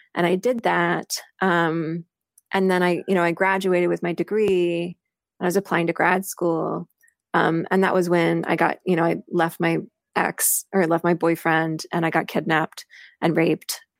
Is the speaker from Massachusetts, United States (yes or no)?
no; Missouri, United States; moved away; I grew up in Missouri, in a really small farming town in north central Missouri